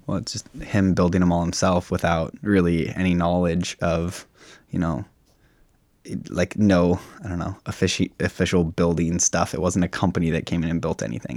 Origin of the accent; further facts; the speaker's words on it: Sammamish, Washington, United States; born and raised on the plateau